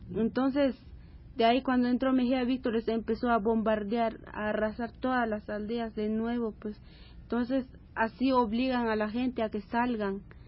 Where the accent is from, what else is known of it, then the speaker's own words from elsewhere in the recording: Nebaj, Quiché, Guatemala; moved away; en mi pueblo, donde nací